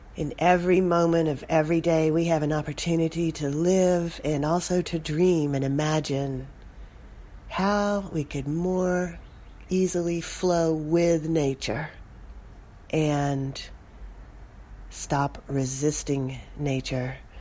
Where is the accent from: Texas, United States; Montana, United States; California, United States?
Texas, United States; Austin; my hometown, Austin, Texas